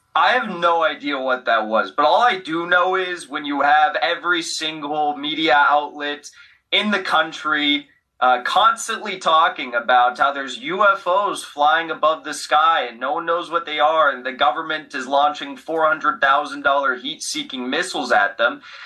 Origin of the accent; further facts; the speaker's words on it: United States; as an American